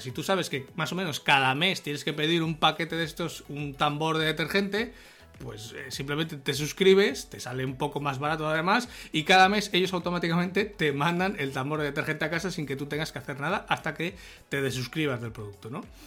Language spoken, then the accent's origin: Spanish; Salamanca, Castile and León, Spain; soy de Salamanca